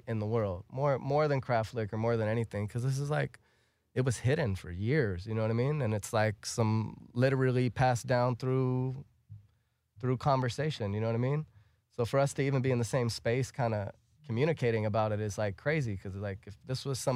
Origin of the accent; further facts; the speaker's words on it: Los Angeles, California, United States; also born or lived in Pittsburgh, Pennsylvania / Dallas, Texas; I'm from the Valley